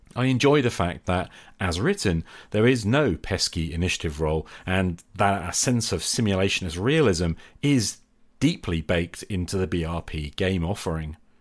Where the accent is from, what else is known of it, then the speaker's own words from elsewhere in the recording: Norwich, East of England, United Kingdom; moved away; I travelled back to my hometown of Norwich in Norfolk, England, to visit my parents